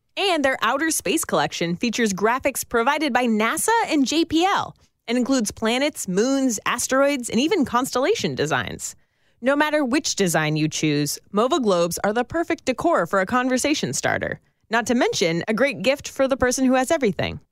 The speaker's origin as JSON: {"language": "English", "region": "Northern California", "country": "United States", "tie": "born or raised there", "said": "I grew up in Northern California"}